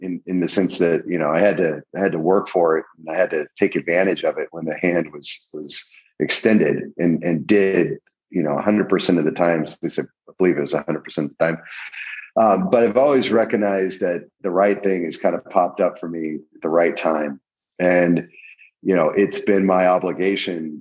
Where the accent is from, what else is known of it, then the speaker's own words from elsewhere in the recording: El Centro, California, United States; I grew up in El Centro, California, right on the Mexican border